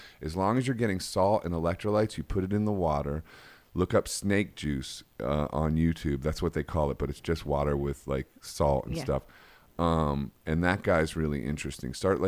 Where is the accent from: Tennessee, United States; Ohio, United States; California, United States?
Ohio, United States; Akron; I know, but we're from Akron, Ohio.